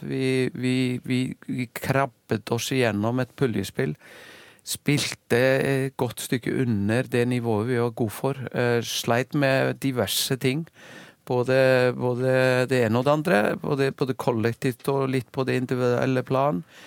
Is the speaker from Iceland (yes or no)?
yes; Iceland; moved away as an adult; now in Norway; så har jeg slekt og, og familie som, som, er veldig aktive i topphåndballen hjemme på Island